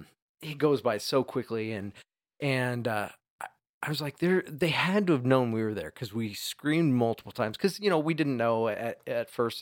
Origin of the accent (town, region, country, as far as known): Oregon, United States; born or raised there